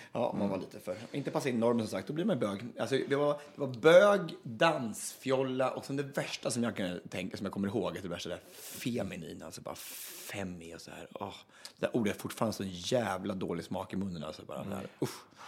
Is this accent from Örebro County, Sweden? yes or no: yes; Östansjö, Örebro County, Sweden; jag kommer från Östansjö egentligen. Det ligger utanför Hallsberg en mil ungefär